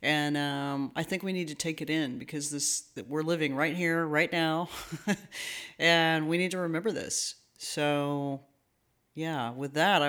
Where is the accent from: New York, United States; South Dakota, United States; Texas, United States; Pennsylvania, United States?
Texas, United States; Dallas; now in Houston, United States; because we both came from the Dallas-Fort Worth area. He came from Fort Worth and I came from Dallas.